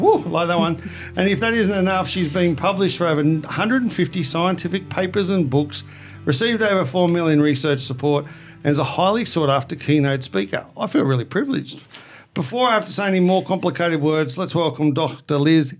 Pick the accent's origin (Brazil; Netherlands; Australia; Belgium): Australia; us Aussies.